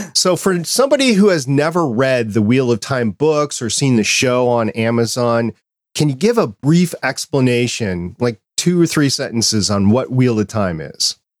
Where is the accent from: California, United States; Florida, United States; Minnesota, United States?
Minnesota, United States; as a kid growing up in Walnut or in Minnesota